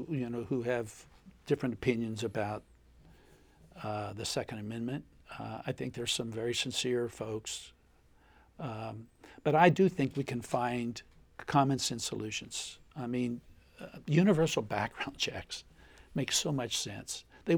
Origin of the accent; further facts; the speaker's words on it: Appalachia, United States; I grew up in Appalachia. My family always had guns.